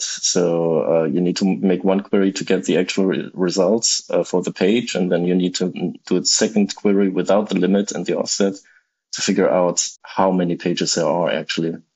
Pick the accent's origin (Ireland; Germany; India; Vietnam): Germany; now in Tokyo, Japan; I'm originally from Germany, but at the moment I live in Tokyo